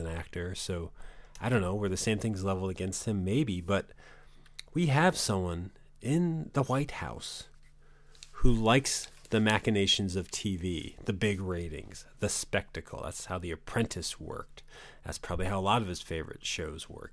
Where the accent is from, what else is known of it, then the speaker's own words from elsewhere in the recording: New England, United States; growing up in New England